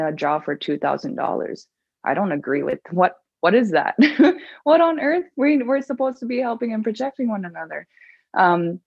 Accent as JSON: {"language": "English", "town": "Baker Lake", "region": "Nunavut", "country": "Canada", "tie": "born or raised there", "said": "my hometown, Baker Lake"}